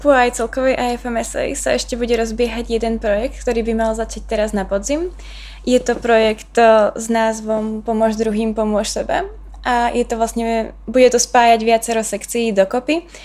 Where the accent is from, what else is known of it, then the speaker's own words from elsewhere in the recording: Prešov, Prešov Region, Slovakia; moved away as an adult; now in Brno, Czech Republic; som práve z Prešova, čo je trošinku ďalej.